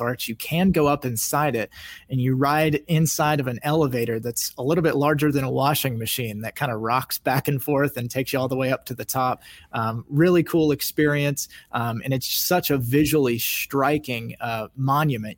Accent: Kansas, United States; I grew up in Kansas

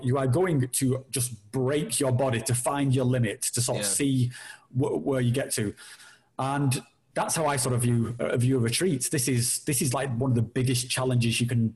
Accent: United Kingdom; we're all British

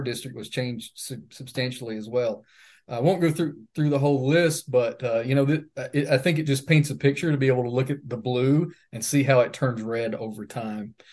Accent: Leslie County, Kentucky, United States; I'm from Leslie County

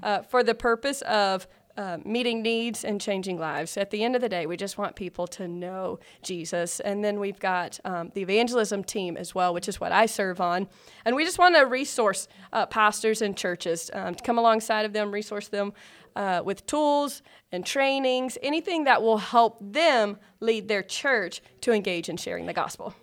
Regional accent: South Carolina, United States; moved away as an adult; also born or lived in Georgia; now in Alpharetta, Georgia, United States; I'm originally from South Carolina.

